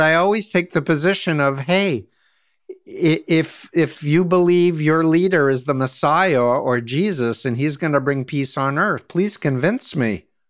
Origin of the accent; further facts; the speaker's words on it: United States; As an American